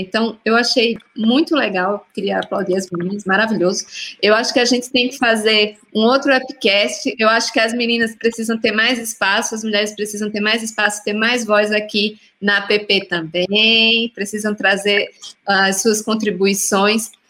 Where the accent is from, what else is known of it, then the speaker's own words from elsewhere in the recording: Northeast Region, Brazil; eu sou do Nordeste